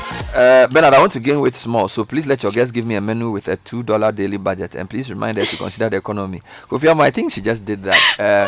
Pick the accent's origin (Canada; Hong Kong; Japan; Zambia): Zambia; And I'm from Zambia.